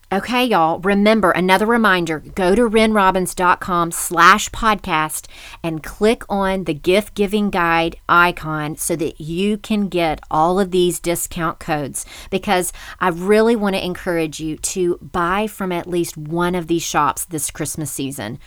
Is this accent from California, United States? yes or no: no; Memphis, Tennessee, United States; Rachel and I grew up together in Memphis